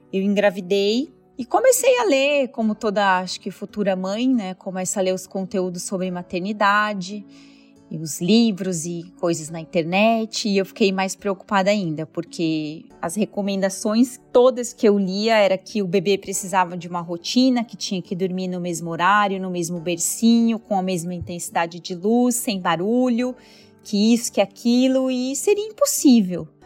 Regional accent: ABC Paulista, São Paulo, Brazil; moved away; also born or lived in Hawaii; Eu morava no ABC Paulista, mas sonhava em viver no litoral.

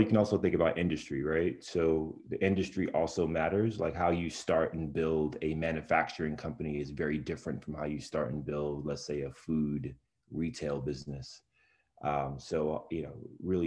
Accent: New York City, New York, United States; I was born and raised in Brownsville, Brooklyn

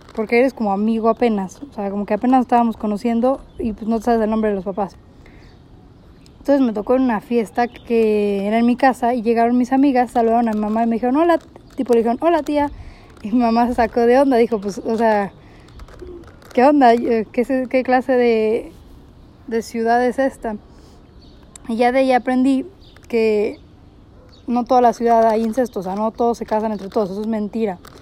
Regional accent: Monterrey, Nuevo León, Mexico; yo siendo regia

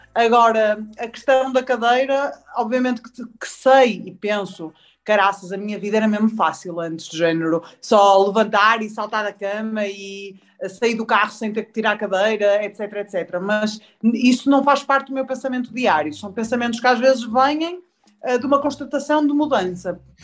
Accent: Porto, Norte, Portugal; sou do Porto. Sou do Porto.

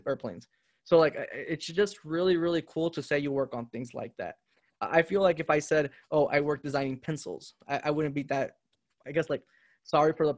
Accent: Honduras; moved away; also born or lived in Indiana; I grew up in Honduras

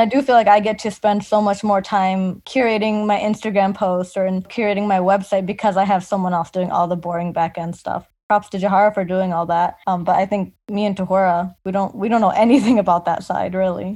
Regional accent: Hamtramck, Michigan, United States; growing up in Hamtramck

